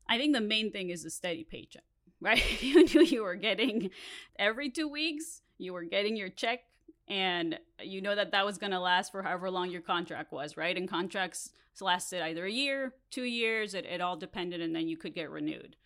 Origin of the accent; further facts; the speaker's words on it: Mexico; first language Spanish; English is a second language; now in Los Angeles, United States; I grew up in Mexico, and so my first language is Spanish.